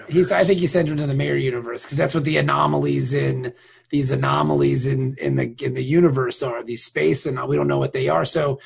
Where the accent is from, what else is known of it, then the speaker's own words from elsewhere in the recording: Hampton Roads / Norfolk, Virginia, United States; I always tell people that I'm from, where are you from? Norfolk, because most people know where Norfolk, Virginia is.